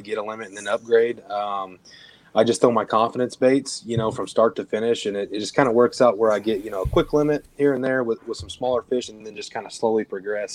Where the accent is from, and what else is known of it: Southern Illinois, United States; moved away as an adult; now in Texas, United States